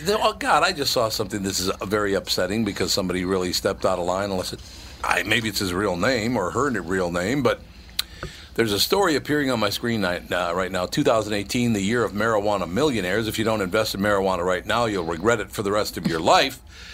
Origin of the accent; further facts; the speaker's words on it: Texas, United States; when I was a boy growing up in Texas, people don't know this